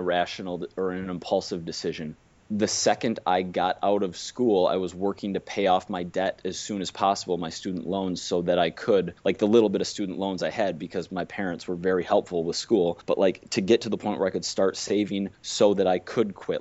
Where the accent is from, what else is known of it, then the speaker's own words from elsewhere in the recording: Minnesota, United States; moved away as an adult; also born or lived in Wisconsin; I grew up in Minnesota to like super hardworking parents, went to Wisconsin